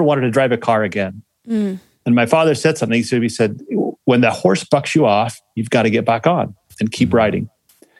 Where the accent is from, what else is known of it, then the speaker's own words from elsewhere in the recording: Salt Lake City, Utah, United States; born and raised in Salt Lake City, Utah, went to West Skyline High School